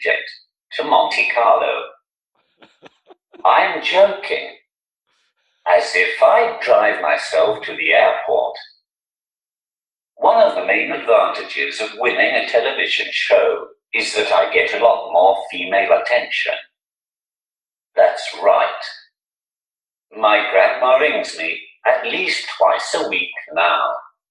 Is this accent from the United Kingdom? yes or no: yes; Newcastle upon Tyne, North East England, United Kingdom; accent: Geordie; I'm from Newcastle.